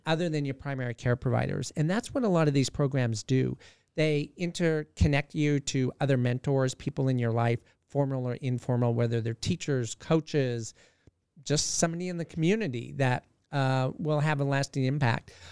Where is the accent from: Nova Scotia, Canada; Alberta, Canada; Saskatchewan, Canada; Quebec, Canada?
Alberta, Canada; Southern; moved away as an adult; now in Alaska, United States; born and raised in Canada, but I've been in Alaska